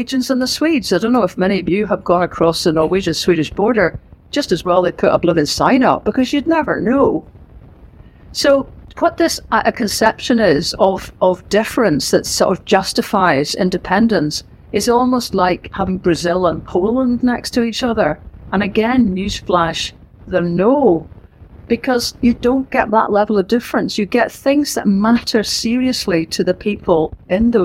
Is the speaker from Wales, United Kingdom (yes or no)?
no; Northern Ireland, United Kingdom; moved away; also born or lived in Wolverhampton / Caithness / Banffshire; I grew up in Northern Ireland, as you'll hear from the accent